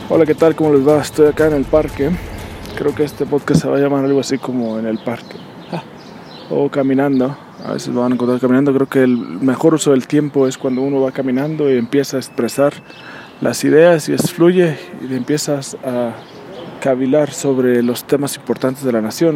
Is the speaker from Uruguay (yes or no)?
no; Mexico; como mexicanos